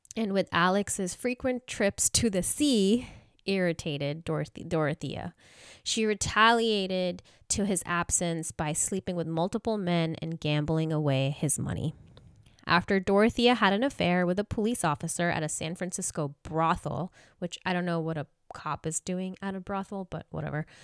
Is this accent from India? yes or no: yes; India; now in Southern California, United States; I know I've told you guys that I'm from India